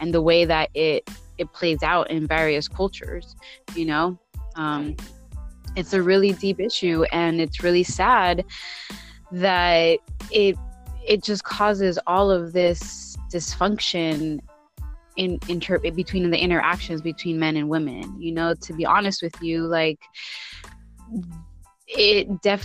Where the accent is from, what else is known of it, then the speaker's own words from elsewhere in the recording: San Francisco, California, United States; growing up in the Mission District in the, you know, in the 80s, 90s